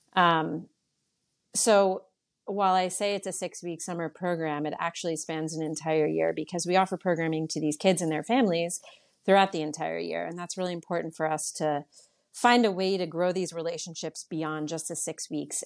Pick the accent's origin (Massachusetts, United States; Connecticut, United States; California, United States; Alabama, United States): Connecticut, United States; New Canaan; also born or lived in Boston / New York City; I was born in Boston, but we moved to New Canaan, back to New Canaan for my mom when I was eight years old. I lived here from age eight to fifteen